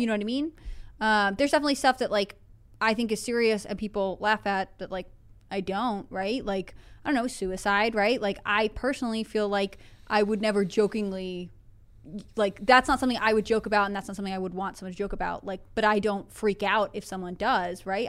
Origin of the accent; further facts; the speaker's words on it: Northeast, United States; moved away; I grew up in the Northeast. Like, I grew up in driving distance of New York City